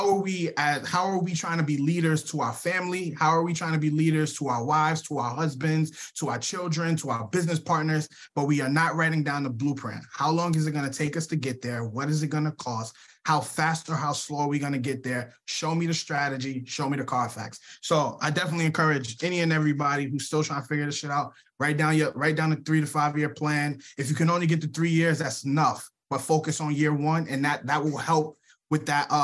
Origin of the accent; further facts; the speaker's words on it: New York City, New York, United States; now in Suwanee, United States; we're both from the Bronx